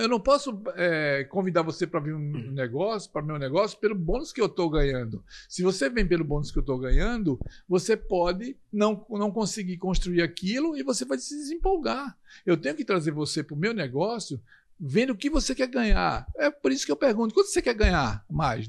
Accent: Recife, Pernambuco, Brazil; moved away; quando eu desço no aeroporto em Recife, que é a minha terra natal

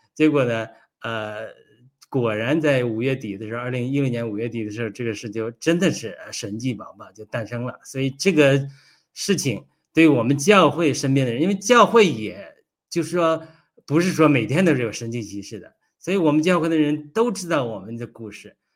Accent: China; moved away; 我从小这也是在中国长大

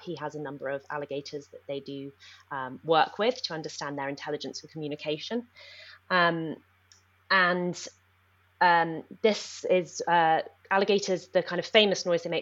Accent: Nepal; moved away; I grew up in Nepal

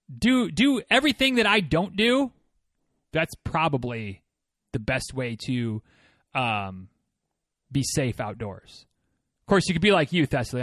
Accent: Michigan, United States; moved away as an adult; also born or lived in Florida; growing up in Michigan

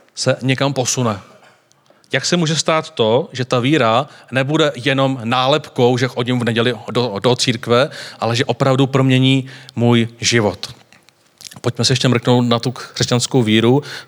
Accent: Czechia

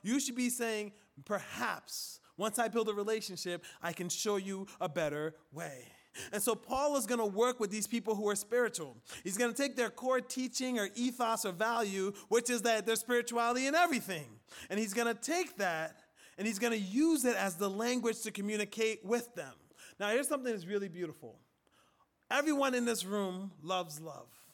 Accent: Liberia; moved away; In Africa, where I'm from, in West Africa, primarily Liberia, right, my country

